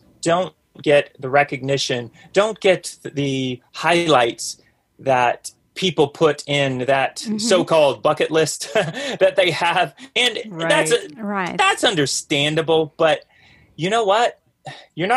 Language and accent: English; the South, United States; accent: Southern; now in North Georgia, United States; we're we're from the South, both myself and my ray of sunshine, as I like to call her. And she has much more of a Southern accent than myself